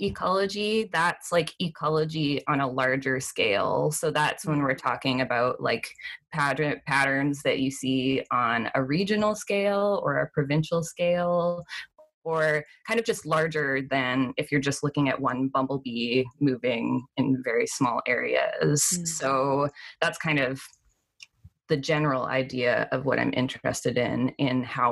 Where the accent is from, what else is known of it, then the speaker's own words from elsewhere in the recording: Canada; also born or lived in British Columbia; I'm from Canada. I live in the province of British Columbia